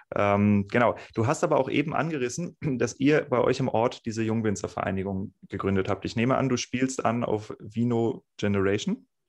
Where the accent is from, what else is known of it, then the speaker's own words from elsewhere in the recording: Northern Germany, Germany; moved away; also born or lived in Rheingau; ich bin Norddeutscher